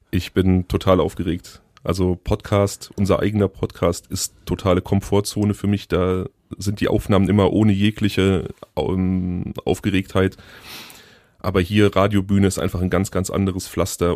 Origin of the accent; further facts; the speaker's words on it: Hickengrund, North Rhine-Westphalia, Germany; moved away; ich bin im Hickengrund aufgewachsen